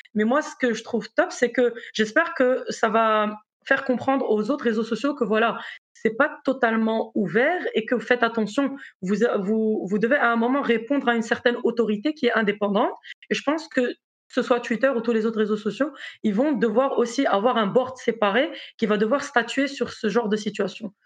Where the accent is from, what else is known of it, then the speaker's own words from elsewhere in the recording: Morocco; moved away as an adult; also born or lived in South Africa / Brazil / United States / France; now in Belgium; je suis marocaine